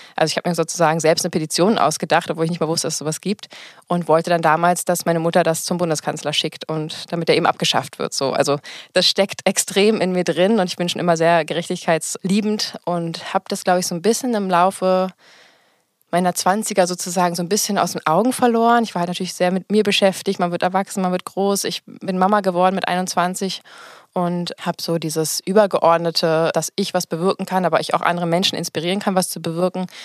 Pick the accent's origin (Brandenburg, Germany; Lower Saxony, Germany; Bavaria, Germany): Brandenburg, Germany; Potsdam; ich komme aus Potsdam